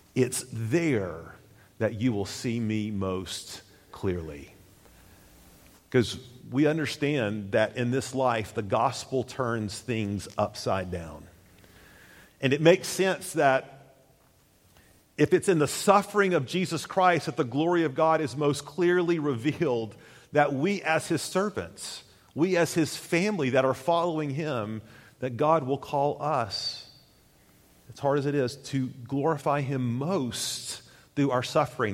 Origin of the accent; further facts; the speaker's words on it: Tennessee, United States; I'm from Tennessee